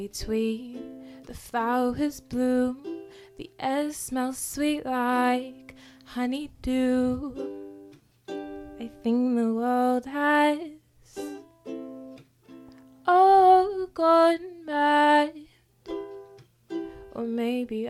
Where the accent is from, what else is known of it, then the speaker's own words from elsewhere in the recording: Melbourne, Victoria, Australia; also born or lived in London / Devon; I was born in England and I lived there till I was about five. We lived in London first and then Devon, which is like a further out, smaller kind of townish kind of and then we moved over to Melbourne when I was about six